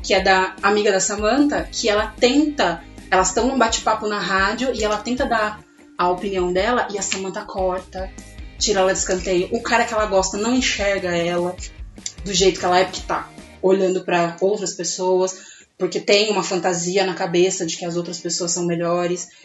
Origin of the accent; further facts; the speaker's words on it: Casa Branca, São Paulo, Brazil; now in São Paulo, Brazil; Eu não sou daqui de São Paulo, vim do interior de São Paulo, uma cidade que se chama Casa Branca